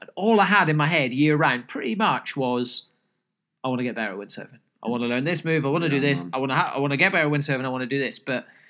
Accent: Scotland, United Kingdom; By the way, I'm Scottish, even though I don't sound like it. I promise I am.

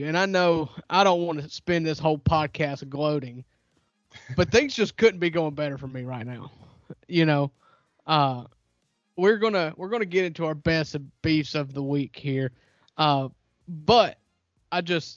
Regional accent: North Mississippi, United States; We're rednecks from North Mississippi

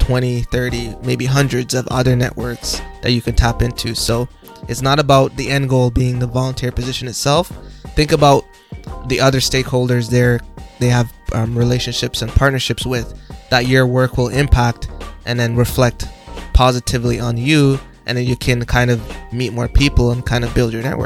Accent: Jamaica; now in Canada; I'm from Jamaica

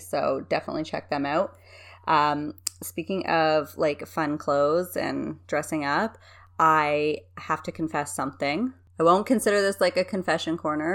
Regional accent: Canada; I'm a Canadian

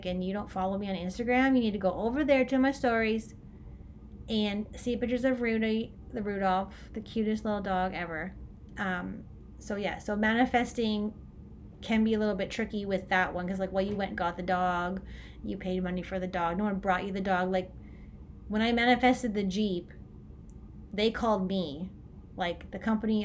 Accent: Orangeville, Ontario, Canada; moved away; I'm from Orangeville, right? So Orangeville, Ontario, Canada.

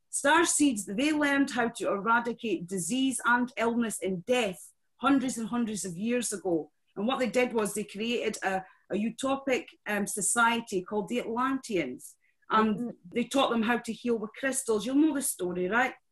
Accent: Scotland, United Kingdom; I love being Scottish

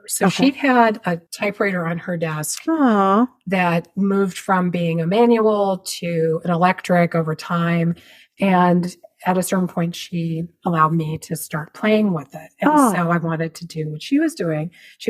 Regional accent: Richmond, Virginia, United States; I grew up in Richmond, Virginia

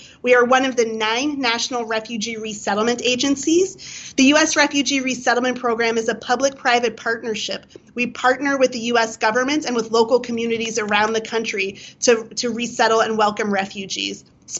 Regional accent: United States; not only as an organization, but as American Jews, this notion of welcoming the stranger.

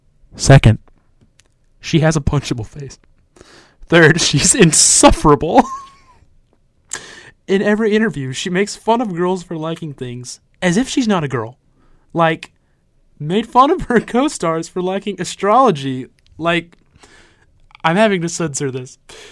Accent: Alabama, United States; I'm from Alabama

